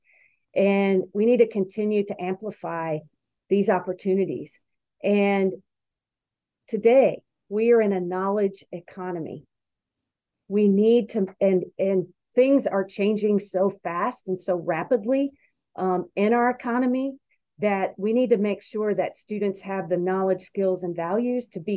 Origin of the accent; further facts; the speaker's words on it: Louisville, Kentucky, United States; now in Wisconsin, United States; where I grew up in Louisville, Kentucky